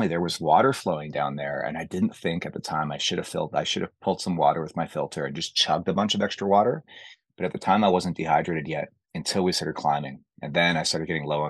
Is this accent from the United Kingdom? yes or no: no; Canada; Being a Canadian, you know, I can handle the cold